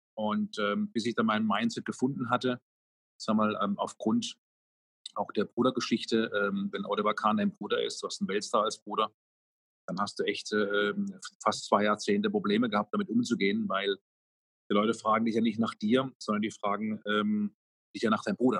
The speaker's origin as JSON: {"language": "German", "town": "Karlsruhe", "region": "Baden-Württemberg", "country": "Germany", "tie": "born or raised there", "said": "hier in meiner Heimatstadt in Karlsruhe"}